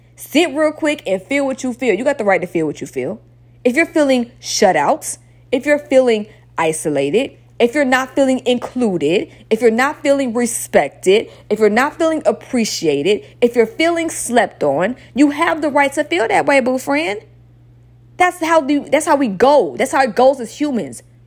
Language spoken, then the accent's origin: English; Stone Mountain, Georgia, United States; also born or lived in Atlanta; I'm from Stone Mountain